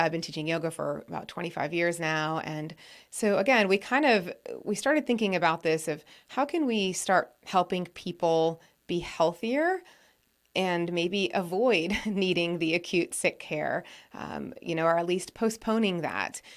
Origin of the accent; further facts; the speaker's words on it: New England, United States; I grew up in New England